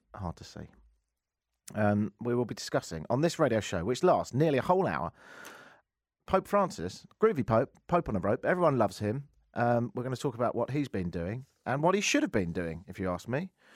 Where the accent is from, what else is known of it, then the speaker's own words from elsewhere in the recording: England, United Kingdom; now in United States; the United Kingdom as well, 'cause I was born and raised there